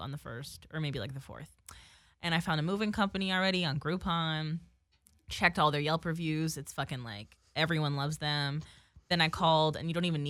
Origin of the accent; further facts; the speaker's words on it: Woodbridge, New Jersey, United States; now in Los Angeles, United States; Woodbridge is my hometown in New Jersey.